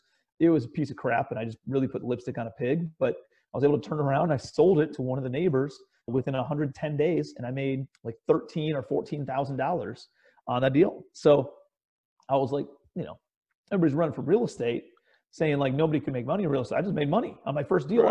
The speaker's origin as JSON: {"language": "English", "town": "Cleveland", "region": "Ohio", "country": "United States", "tie": "born or raised there", "said": "I'm a kid from Cleveland, Ohio, raised in the suburbs."}